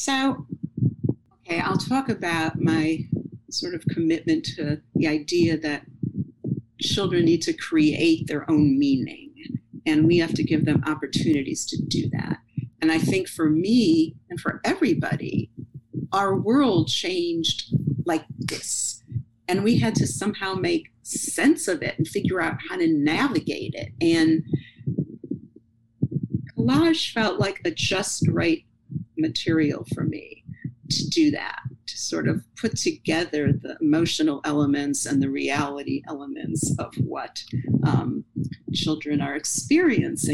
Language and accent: English; Cleveland, Ohio, United States; now in New York, United States; I grew up in Cleveland and there was a lot of snow